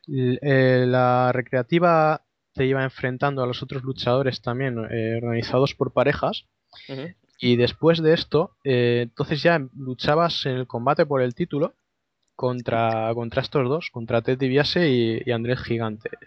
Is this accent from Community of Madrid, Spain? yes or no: no; Valencia, Valencian Community, Spain; accent: Valencian; yo voy a pronunciarlo con mi acento inglés de, Valencia, para que avisar de antemano que yo cuando hablo de retro, el, acento de Liverpool no me sale